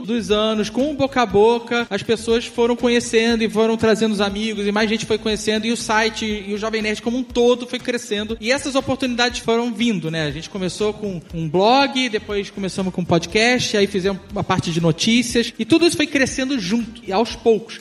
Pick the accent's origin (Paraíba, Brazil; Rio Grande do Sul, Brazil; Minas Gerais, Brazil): Minas Gerais, Brazil; Itaiandu; A cidade onde eu cresci, Itaiandu